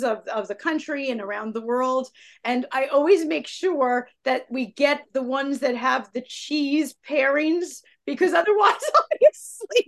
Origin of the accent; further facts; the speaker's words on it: United States; being an American